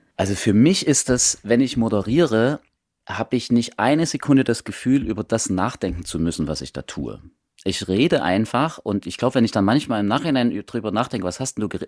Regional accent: Saxon Switzerland, Saxony, Germany; moved away as an adult; now in Leipzig, Germany; da ich ja ursprünglich aus der sächsischen Schweiz komme, also ich bin im Elbsandsteingebirge groß geworden

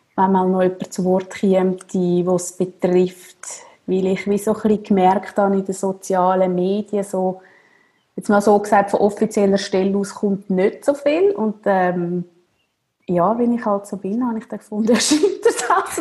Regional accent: Zürcher Oberland, Zurich, Switzerland; ich bin im Zürich Oberland aufgewachsen

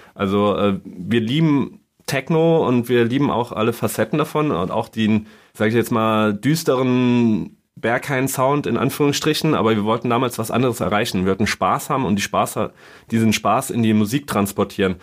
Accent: Saarland, Germany; moved away as an adult; now in Berlin, Germany; ich komme aus dem Saarland

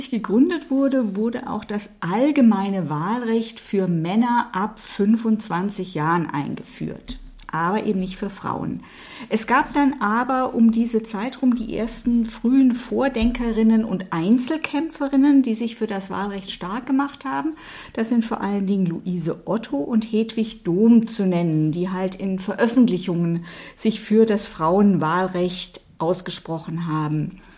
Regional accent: Baden-Württemberg, Germany; Ja, ich bin ja in Baden-Württemberg aufgewachsen.

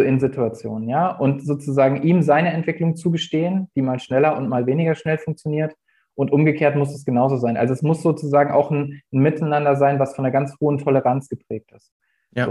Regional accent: Hesse, Germany; moved away as an adult; now in Lübeck, Germany; Ich komme eigentlich ursprünglich aus Hessen, bin da zur Schule gegangen und äh, habe da auch studiert.

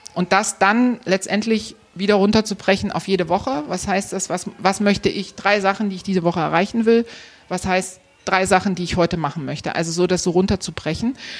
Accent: Dresden, Saxony, Germany; also born or lived in Gera; Also ich bin in, in Gera geboren und in Dresden aufgewachsen

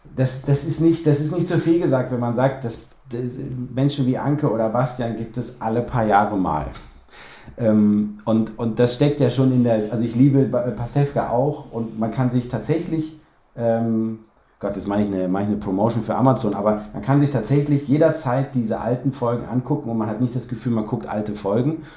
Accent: Cologne, North Rhine-Westphalia, Germany; ich bin auch Kölner

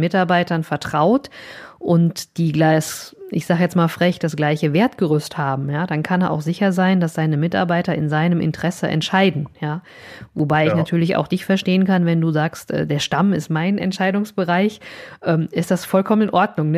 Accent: Vogelsberg, Hesse, Germany; ich bin ja so ein altes Landei, ne? ich bin aus dem Vogelsberg

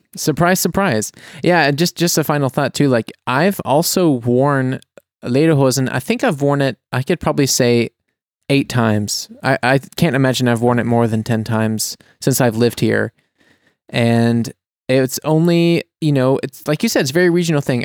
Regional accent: United States; now in Germany; as an American

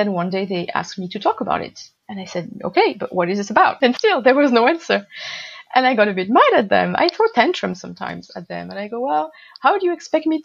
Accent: Marseille, Provence-Alpes-Côte d'Azur, France; moved away; also born or lived in Japan; near my hometown Marseille.

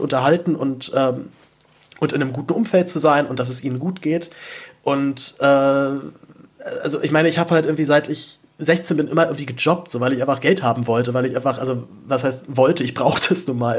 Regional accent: Berlin, Germany; dazu bin ich aber auch noch in Zehlendorf aufgewachsen

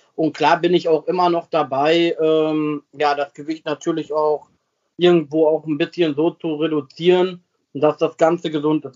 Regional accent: Sassenberg, North Rhine-Westphalia, Germany; also born or lived in Versmold / Bremen; geboren bin ich in Versmold, das ist äh, so eine kleine Nebenstadt, weil Sassenberg hat ja kein Krankenhaus gehabt und äh, ja, ich bin da aufgewachsen, also seit 36 Jahren lebe ich hier

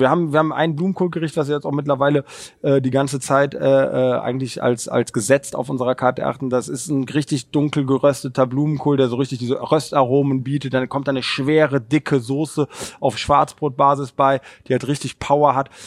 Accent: Cologne, North Rhine-Westphalia, Germany; ich bin selber gebürtiger Kölner

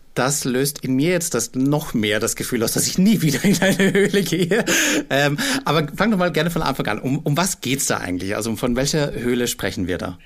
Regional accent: Austria; als Österreicher

